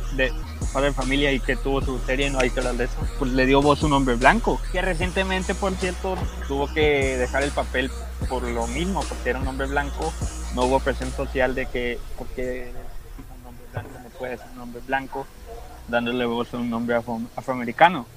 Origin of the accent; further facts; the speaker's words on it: Tijuana, Baja California, Mexico; Yo soy de Tijuana